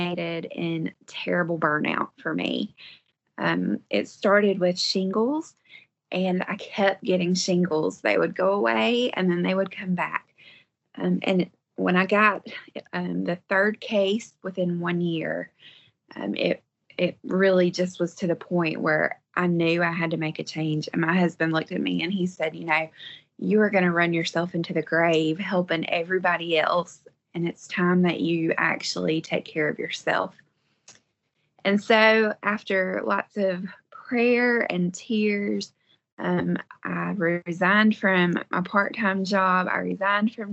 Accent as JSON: {"language": "English", "region": "Western North Carolina", "country": "United States", "said": "I am from Western North Carolina, and we live on a 3-acre homestead"}